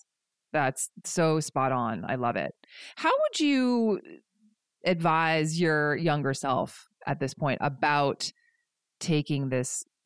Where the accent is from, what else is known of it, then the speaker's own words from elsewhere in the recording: United States; now in Pacific Northwest, United States; growing up on the East Coast and in the South, and then coming to the Pacific Northwest